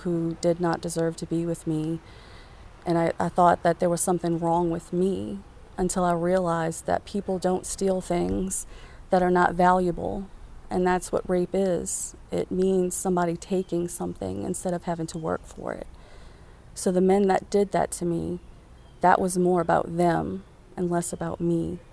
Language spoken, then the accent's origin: English; West Bank, Louisiana, United States; I am originally from the West Bank